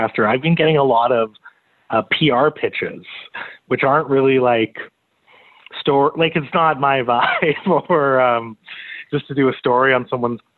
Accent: North Shore, British Columbia, Canada; I grew up on the North Shore News

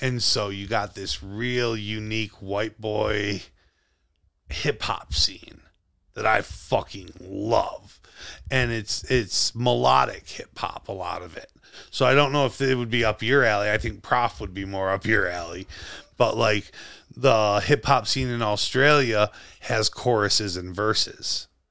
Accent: Western New York, United States; it's lovely being from here

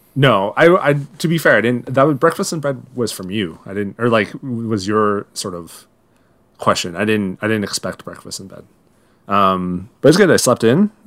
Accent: Owen Sound, Ontario, Canada; now in Toronto, Canada; my hometown of One Sound

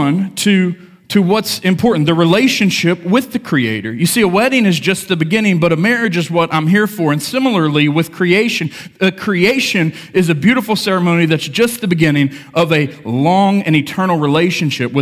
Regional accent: United States; I grew up in Lincoln County, small town

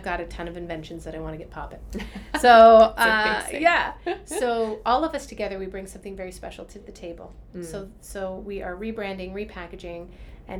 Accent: Owen Sound, Ontario, Canada; moved away; also born or lived in Shallow Lake; I came from Owen Sound, you know, a very small, well, Shallow Lake really is where I was born, and it was a population of like 500

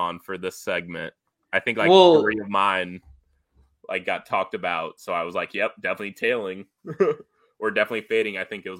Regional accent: Midwest, United States; accent: Midwest; my Midwest accent.

